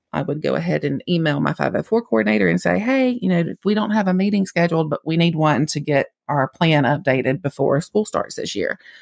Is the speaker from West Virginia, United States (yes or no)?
no; Mississippi, United States; accent: Mississippi; I'm only licensed to practice in the state of Mississippi, if you couldn't tell from my accent